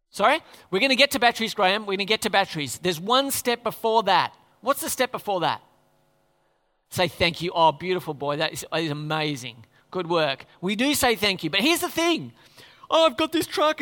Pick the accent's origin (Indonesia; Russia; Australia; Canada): Australia